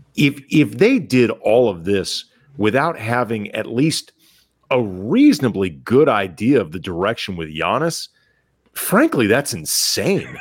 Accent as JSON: {"language": "English", "town": "St. Louis", "region": "Missouri", "country": "United States", "tie": "born or raised there", "said": "we grew up in St. Louis"}